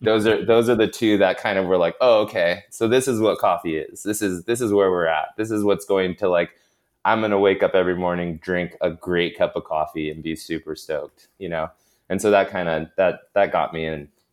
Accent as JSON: {"language": "English", "town": "Sacramento", "region": "California", "country": "United States", "tie": "born or raised there", "also_born_or_lived": "Long Beach / New York / Bay Area", "said": "I'm actually from Sacramento"}